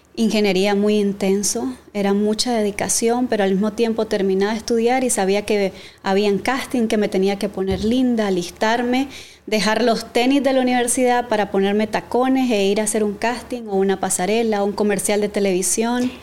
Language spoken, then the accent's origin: Spanish; Matagalpa, Nicaragua; soy de Matagalpa